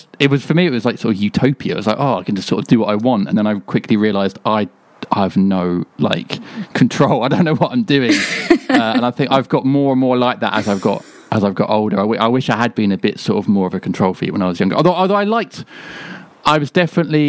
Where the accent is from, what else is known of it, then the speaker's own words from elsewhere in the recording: northwest Kent, South East England, United Kingdom; I grew up in sort of northwest Kent